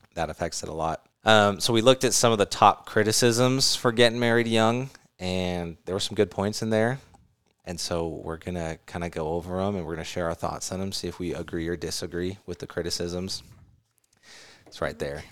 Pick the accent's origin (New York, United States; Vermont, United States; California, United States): California, United States; also born or lived in Arizona; now in Utah, United States; I grew up in California